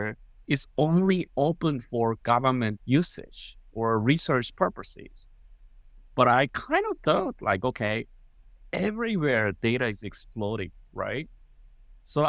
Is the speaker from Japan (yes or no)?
yes; Japan; English is a second language; moved away as an adult; now in United States; I was born in Japan. I go to University of Tokyo, which is in Japan